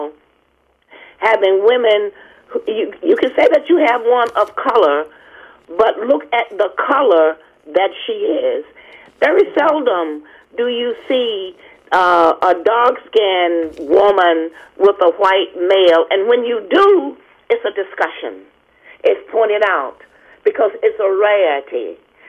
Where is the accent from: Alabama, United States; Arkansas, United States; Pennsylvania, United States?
Alabama, United States; moved away; also born or lived in Maryland; I'm from Alabama